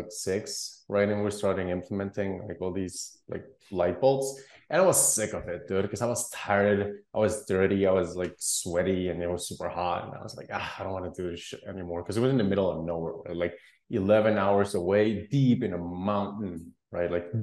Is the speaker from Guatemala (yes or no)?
yes; Guatemala; I was born and raised in Guatemala